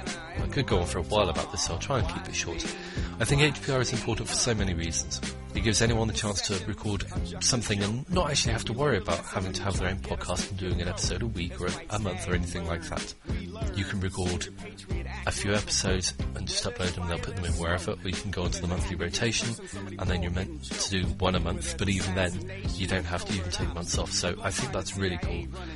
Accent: Bristol, South West England, United Kingdom; born there; now in Reno, United States; Well, I was born in Bristol, England, but now reside near Reno, Nevada.

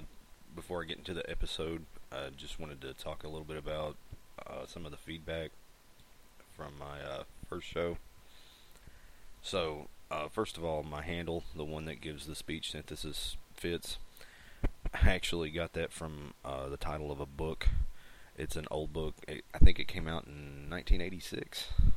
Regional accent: Appalachia, United States; Some people mistake my accent for a southern drawl, and it's not.

